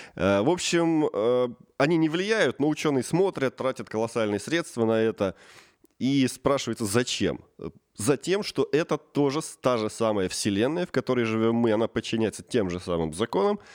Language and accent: Russian; Tula Oblast, Russia; moved away; also born or lived in Saint Petersburg; сам я родом из Тульской области